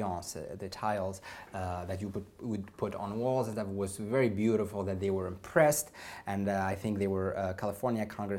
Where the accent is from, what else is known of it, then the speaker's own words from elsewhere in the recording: Tunisia; moved away; my home country, Tunisia